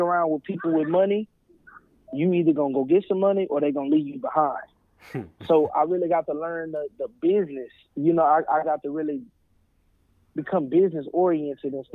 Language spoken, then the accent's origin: English; Houston, Texas, United States; moved away as an adult; also born or lived in Oklahoma; now in Oklahoma City, United States; I'm from the Southwest side of Houston, Texas